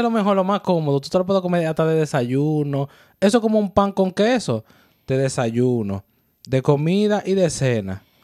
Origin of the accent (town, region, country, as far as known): Dominican Republic; now in New York, United States